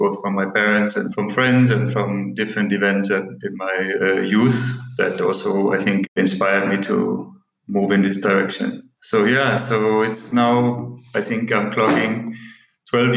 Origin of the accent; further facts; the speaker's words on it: Denmark; moved away as an adult; now in Kathmandu, Nepal; I'm originally from Denmark. I grew up in a small village about 30 miles from Copenhagen